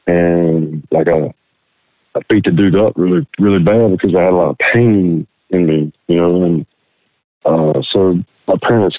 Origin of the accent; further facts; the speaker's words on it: Wyoming, United States; born there; Well, I'll start off saying that I was born in Wyoming, in a different state here in the States.